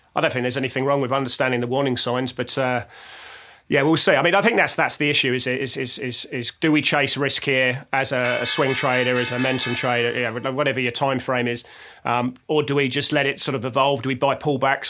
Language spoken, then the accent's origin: English; England, United Kingdom; I'm English